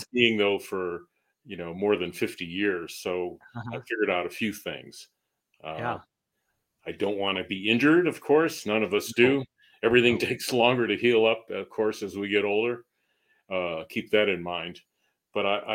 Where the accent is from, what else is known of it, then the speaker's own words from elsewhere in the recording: Northern Berkshires, Massachusetts, United States; moved away as an adult; also born or lived in Boston area, Massachusetts; now in New Mexico, United States; I grew up in New England, kind of rural part of New England, Massachusetts. The Northern Berkshires